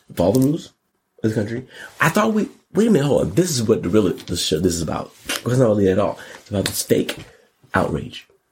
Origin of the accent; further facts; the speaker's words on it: United States; I'm an American